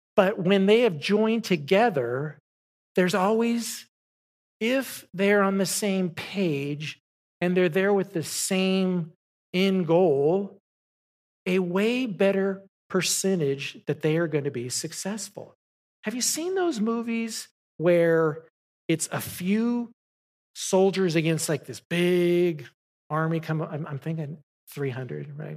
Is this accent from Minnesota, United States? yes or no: no; Southern California, United States; moved away; I grew up in Southern California